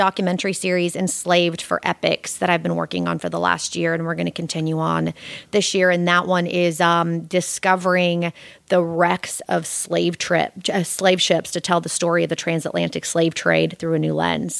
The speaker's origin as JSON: {"language": "English", "town": "Bartlesville", "region": "Oklahoma", "country": "United States", "tie": "born or raised there", "also_born_or_lived": "Warsaw, Poland", "first_language": "Polish", "second_language": "English", "moved": "as an adult", "lives_now": "Los Angeles, United States", "said": "And we came over in 81 and landed in Bartlesville, Oklahoma."}